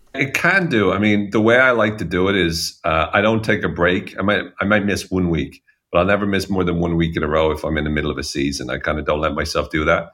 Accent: Ireland; as Irish people

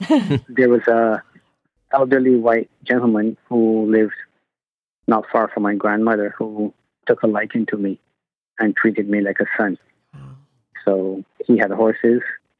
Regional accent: Barbados; moved away; I was born in Barbados in 1969, so I grew up in and got involved in horse racing.

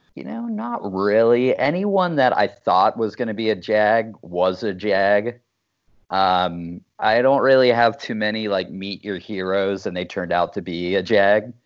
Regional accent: Dayton, Ohio, United States; also born or lived in Pittsburgh; I grew up outside Dayton, Ohio

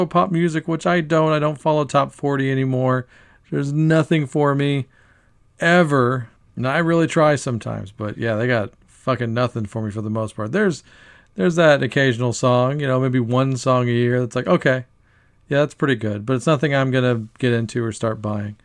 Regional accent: Texas, United States; a band from my home state

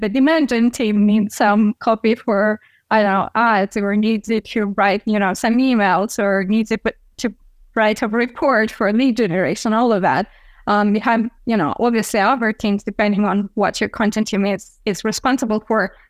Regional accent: Chisinau, Moldova; here in my my hometown of Chisinau, Moldova

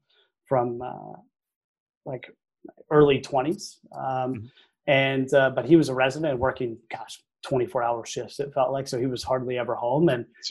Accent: Arlington, Texas, United States; Oh yeah, I grew up in Arlington, Texas.

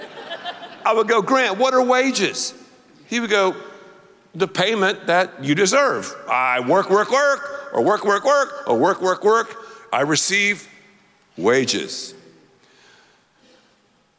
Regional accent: the South, United States; I'm from the South

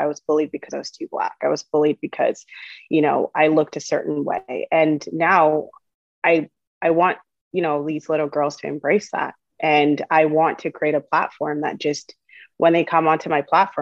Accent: Toronto, Ontario, Canada; English is a second language; also born or lived in Uganda; I grew up in Scarborough

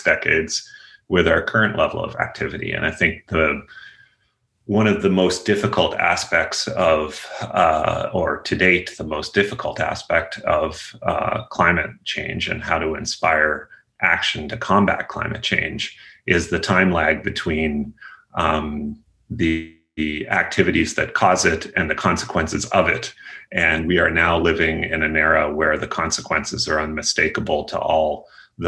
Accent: eastern Nova Scotia, Canada; I'm a Canadian, grew up in a coal mining town in eastern Nova Scotia

